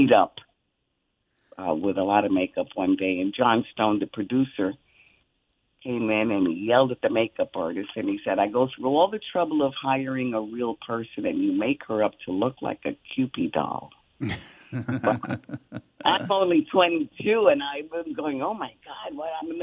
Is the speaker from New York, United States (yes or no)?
yes; New York City, New York, United States; I was raised in the Bronx in the 50s